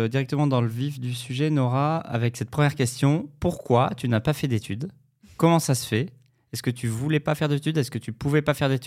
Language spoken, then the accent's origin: French; Paris, Île-de-France, France; je suis de Paris.